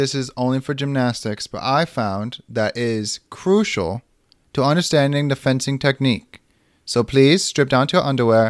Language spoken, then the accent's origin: English; the South, United States; accent: Southern; So, yes, Southern is where I grew up. I grew up in the South. I have that accent.